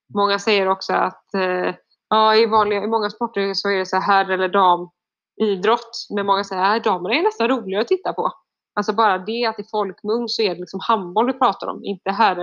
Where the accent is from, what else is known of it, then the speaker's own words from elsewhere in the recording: Sweden; also born or lived in France; hemma i Sverige